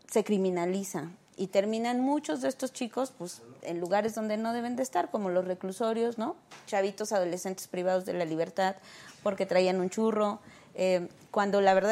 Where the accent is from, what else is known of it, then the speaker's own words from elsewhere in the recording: Azcapotzalco, Mexico City, Mexico; Este, escapo del Rosario.